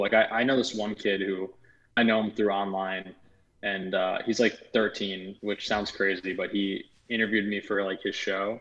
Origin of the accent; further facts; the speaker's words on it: outside of New York, United States; moved away as an adult; also born or lived in Los Angeles, United States; growing up outside of New York, having been there my whole life